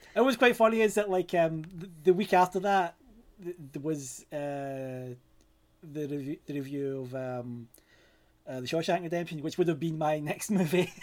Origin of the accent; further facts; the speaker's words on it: Glasgow, Scotland, United Kingdom; I'm from Scotland, uh, specifically Glasgow.